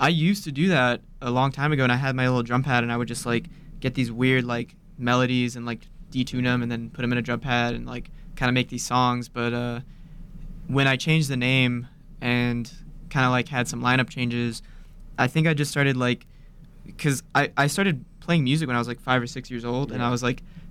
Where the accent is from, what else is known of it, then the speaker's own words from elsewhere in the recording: Laredo, Texas, United States; moved away as an adult; now in Austin, United States; Originally, I'm from Laredo, Texas, which is on the border.